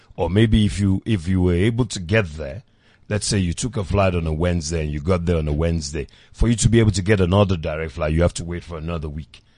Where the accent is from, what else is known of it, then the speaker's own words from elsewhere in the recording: Nigeria; now in South Africa; as a Nigerian at the time